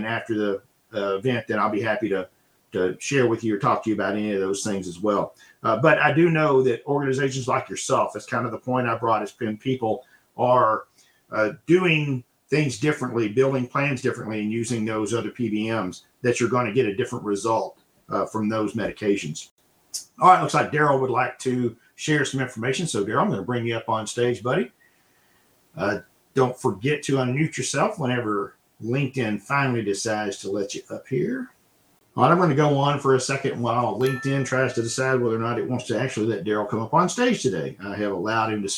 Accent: Texas, United States; My home state here of Texas

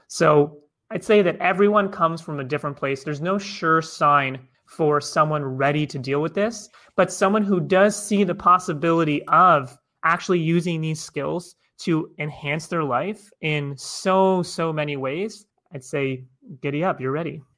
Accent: Toronto, Ontario, Canada; I'm originally from Toronto, Canada

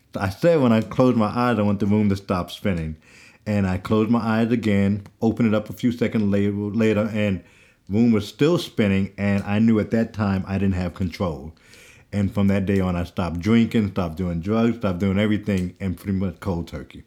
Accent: New York, United States; growing up in New York in middle school and, and, uh, high school

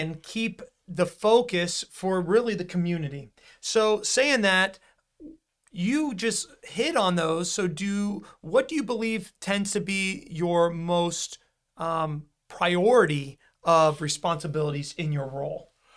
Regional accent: Florida, United States; also born or lived in Broward County, Florida; a true Floridian

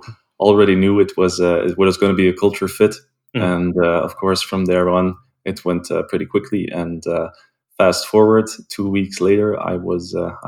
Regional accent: Belgium; I'm based in Belgium, and I was born and raised in Belgium as well.

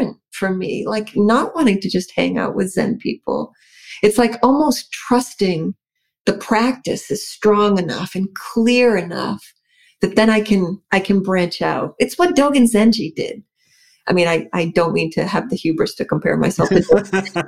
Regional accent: New England, United States; even though I'm from New England, I am primarily Mediterranean, first and foremost.

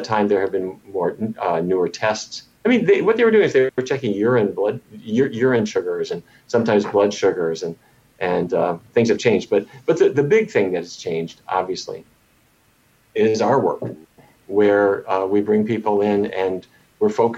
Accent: Fargo, North Dakota, United States; I grew up in Fargo, North Dakota

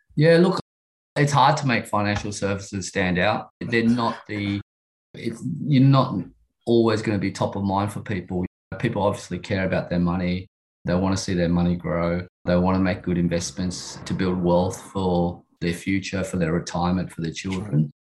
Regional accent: Sydney, New South Wales, Australia; I grew up in Sydney in the western suburbs

